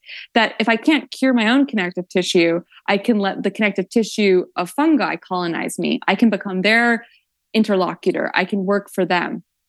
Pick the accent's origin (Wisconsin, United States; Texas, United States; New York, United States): New York, United States; Woodstock; So I grew up in Woodstock, New York, with a lot of New Age spirituality, a lot of psychics, a lot of tarot readers.